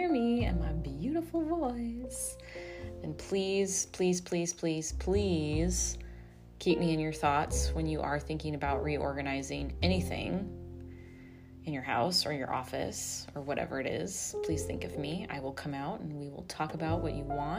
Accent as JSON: {"language": "English", "region": "Arizona", "country": "United States", "tie": "born or raised there", "moved": "yes", "lives_now": "Austin, United States", "said": "My home state is Phoenix or Arizona"}